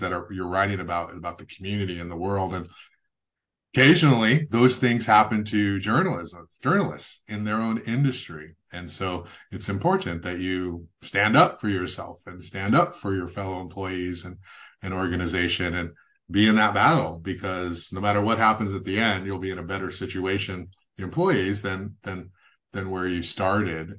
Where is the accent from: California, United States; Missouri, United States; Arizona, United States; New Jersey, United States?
California, United States; Goleta; also born or lived in San Jose; I grew up in Goleta, Santa Barbara